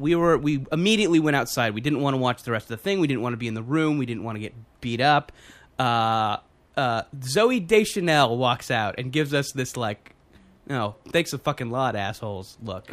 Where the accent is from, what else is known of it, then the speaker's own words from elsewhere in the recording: California, United States; I know we're all from California